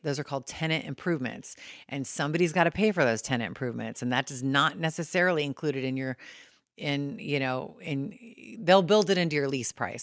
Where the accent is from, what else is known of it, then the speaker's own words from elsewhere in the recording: California, United States; moved away as an adult; also born or lived in Saint Louis, Missouri; being born and raised in California and moving to Saint Louis